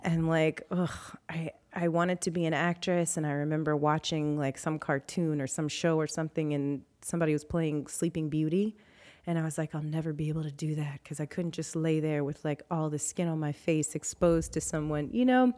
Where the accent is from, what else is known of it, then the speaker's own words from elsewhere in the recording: New Orleans, Louisiana, United States; I was born and raised in New Orleans